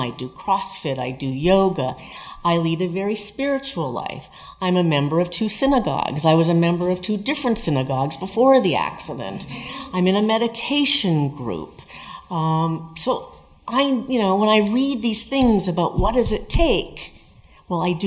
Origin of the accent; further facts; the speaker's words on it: Sonoma, California, United States; I'm from Sonoma